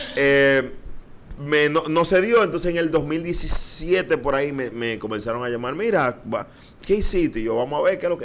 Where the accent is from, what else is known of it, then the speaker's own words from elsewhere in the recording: Dominican Republic; moved away as an adult; also born or lived in Miami, United States / New York, United States; now in United States; de estar aquí, de estar en mi país, de compartir con toda mi gente